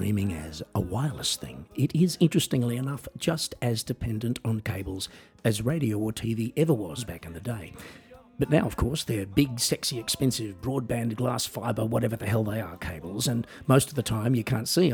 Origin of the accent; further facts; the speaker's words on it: Australia; moved away; I am an Australian musician, singer-songwriter, comedian, and coffee enthusiast, and I also work as a piano entertainer in Europe